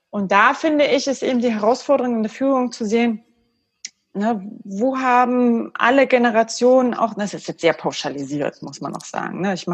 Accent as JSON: {"language": "German", "region": "East Germany", "country": "Germany", "said": "Ich bin auch ein Kind des Ostens, für mich war das normal, das war überhaupt gar keine Diskussion."}